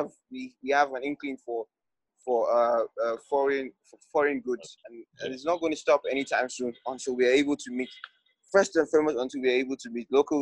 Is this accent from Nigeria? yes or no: yes; Adamawa, Nigeria; my home state, Adamawa State